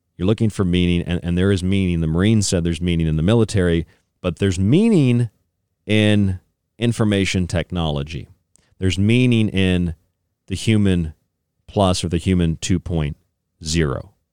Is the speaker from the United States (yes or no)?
yes; Tampa, Florida, United States; moved away; also born or lived in St. Petersburg, Florida; I grew up in Tampa, St. Pete, so I, I and I lived there again after childhood